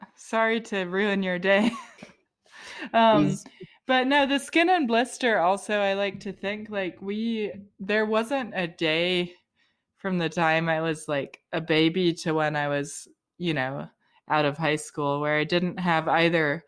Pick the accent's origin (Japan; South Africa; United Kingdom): United Kingdom; now in North Carolina, United States; I'm actually British too